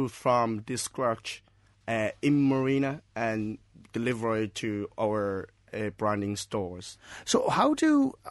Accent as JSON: {"language": "English", "region": "Shanghai", "country": "China", "second_language": "English", "moved": "as an adult", "lives_now": "Cork, Ireland", "said": "Myself is from China. At what part? Uh, I'm uh, from the Shanghai."}